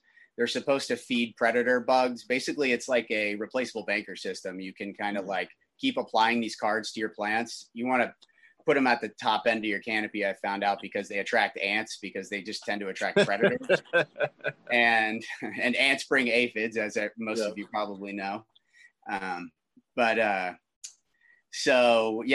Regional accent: South Florida, United States; I grew up in Florida, South Florida.

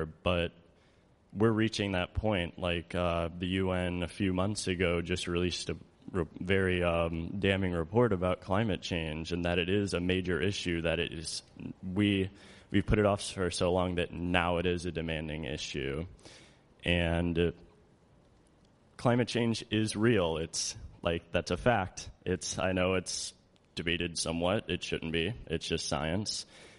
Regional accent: St. Louis, Missouri, United States; I'm from St. Louis, Missouri.

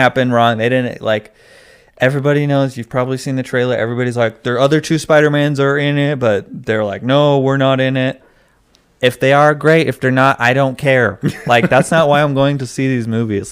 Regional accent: California, United States; also born or lived in Arizona; I was born in Arizona and then we moved to California.

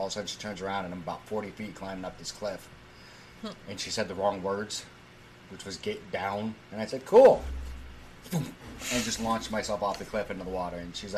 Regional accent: United States; as Americans, they hate us.

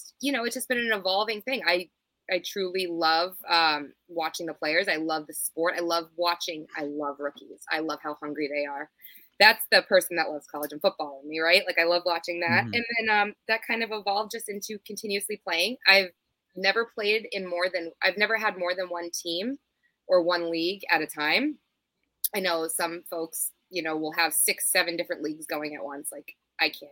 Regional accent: the South, United States; moved away as an adult; also born or lived in New England; I grew up in the South

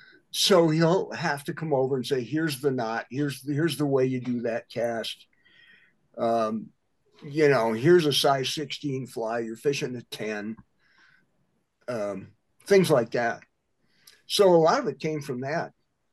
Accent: Midwest, United States; It's kind of what I grew up doing in the Midwest.

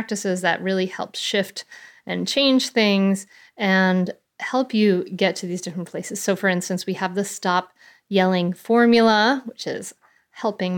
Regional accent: Bristol, Rhode Island, United States; I grew up in a little town called Bristol, Rhode Island.

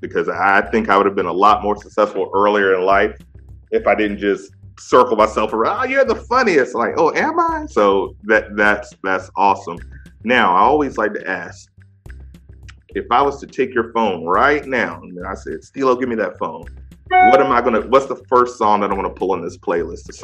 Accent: DMV area, United States; I'm from the DMV area. So I grew up on Drew Hill.

